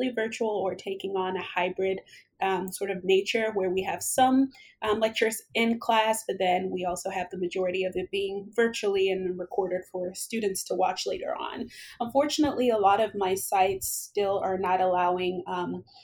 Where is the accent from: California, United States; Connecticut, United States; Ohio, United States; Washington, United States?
Ohio, United States; Cincinnati; moved away as an adult; also born or lived in Columbus, Ohio; now in Arizona, United States; I am actually from Cincinnati, Ohio.